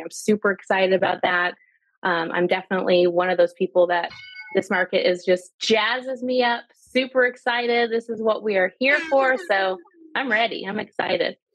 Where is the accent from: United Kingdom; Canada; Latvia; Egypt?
Canada; moved away; also born or lived in Italy / Bolivia / Georgia, United States; I'm Canadian.